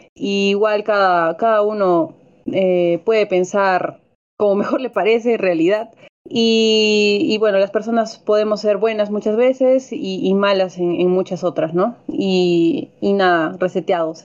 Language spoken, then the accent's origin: Spanish; Peru; como peruanos